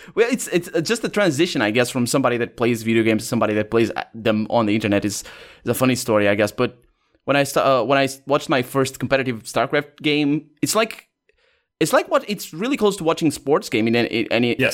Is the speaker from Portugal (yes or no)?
yes; Portugal; English is a second language; I was born in Portugal. I live in Portugal. Never left the country, basically.